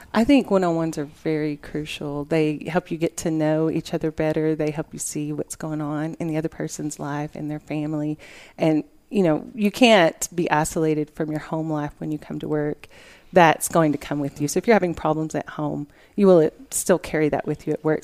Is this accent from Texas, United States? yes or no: yes; Lubbock, Texas, United States; I've lived in Lubbock all my life